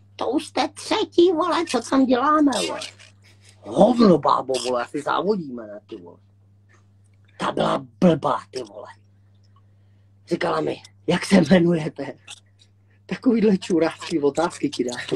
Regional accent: Litvínov, Ústí nad Labem Region, Czechia; Já jsem tady z Liťáku, nebo tady ze Severní Čech

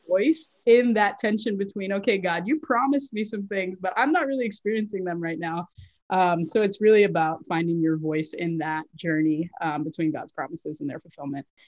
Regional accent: Florida, United States; moved away as an adult; now in Boston, United States; I live currently in Boston, but yes, I originally I grew up in Florida. Um, I moved to uh, Boston in 2008 to go to law school

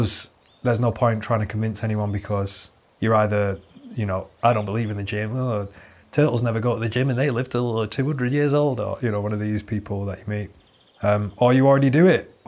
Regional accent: Manchester, North West England, United Kingdom; I'm from Manchester

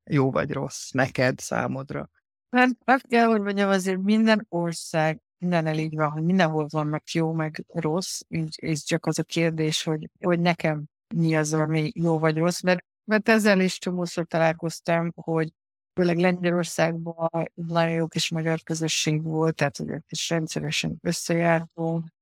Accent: Hungary; moved away as an adult; also born or lived in Ireland / Poland / Spain; now in Netherlands; magyar vagyok

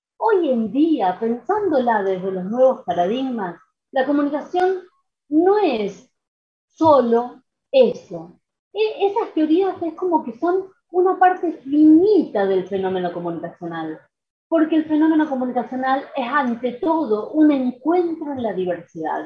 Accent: San Francisco, Córdoba, Argentina; moved away as an adult; now in Rosario, Argentina; yo soy de San Francisco, de Córdoba

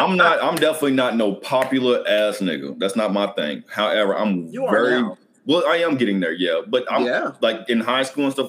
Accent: Lexington, Kentucky, United States; Lexington, Kentucky.

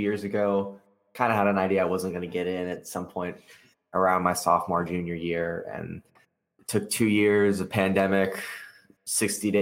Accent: South Florida, United States; being from South Florida

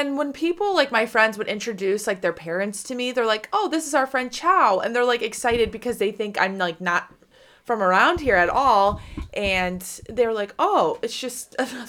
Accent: Cleveland, Ohio, United States; I'm from the Cleveland area as well. I went to Bowling Green.

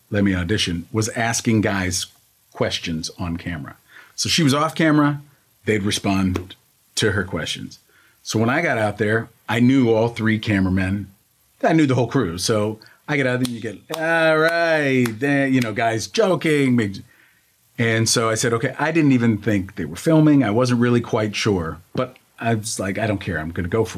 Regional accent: Pittsburgh, Pennsylvania, United States; moved away; I grew up in Pittsburgh, and my dad, like I said, was an Italian immigrant.

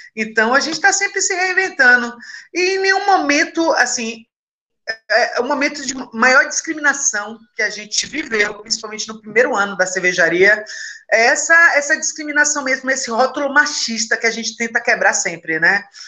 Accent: Northeast Region, Brazil; eu sou nordestina, lésbica e periférica

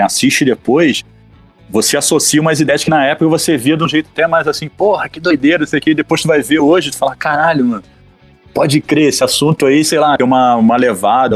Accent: Brazil; sou do Brasil

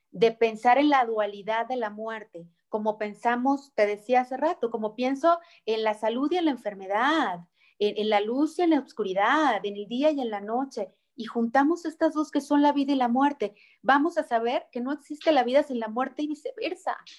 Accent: Mexico; nuestra cultura mexicana

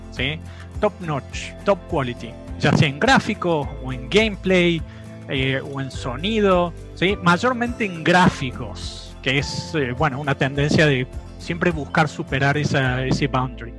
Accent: Córdoba, Argentina; moved away as an adult; now in Belarus; como buen cordobés

